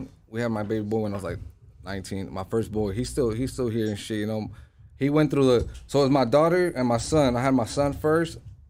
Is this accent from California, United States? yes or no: yes; Los Angeles, California, United States; I'm from the Valley. I grew up right there in North Hollywood, Lancashire and shit. Right there, I am a Lancashire baby. You know, I grew up in the north side